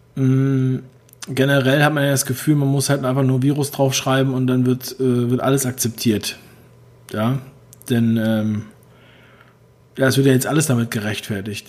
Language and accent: German; Berlin, Germany; Ich bin ja selber aus Ostberlin